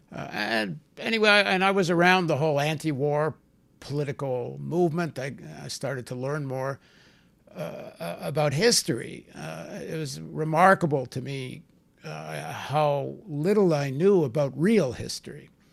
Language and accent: English; Canada; also born or lived in New York; I'm from the Canadian people